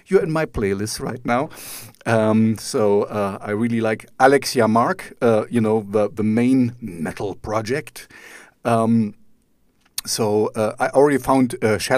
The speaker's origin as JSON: {"language": "English", "country": "Germany", "said": "I'm German myself"}